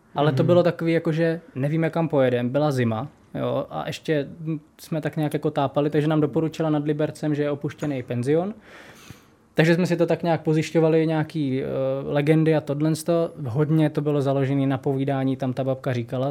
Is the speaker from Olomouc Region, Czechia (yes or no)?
no; Brno, South Moravian Region, Czechia; jak jsem Brňák